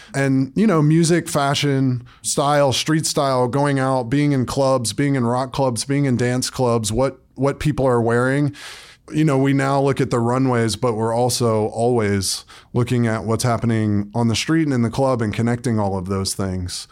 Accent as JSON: {"language": "English", "town": "Atlanta", "region": "Georgia", "country": "United States", "tie": "born or raised there", "moved": "as an adult", "lives_now": "New York City, United States", "said": "I grew up in Atlanta, Georgia, and then moved to New York City when I was eighteen"}